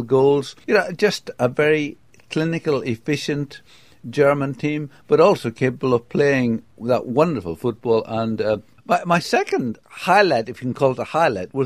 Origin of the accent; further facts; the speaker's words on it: England, United Kingdom; as an Englishman